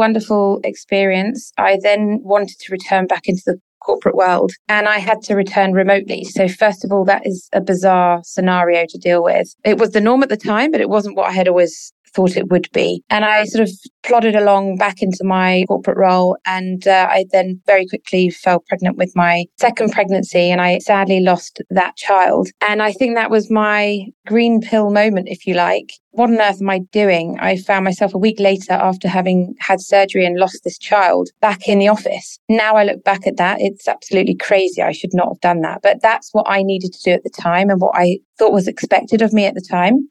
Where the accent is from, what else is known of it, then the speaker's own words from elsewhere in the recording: Sussex, South East England, United Kingdom; moved away as an adult; now in Dubai, United Arab Emirates; we lived in Sussex on the south coast of England. And that's where I was born and brought up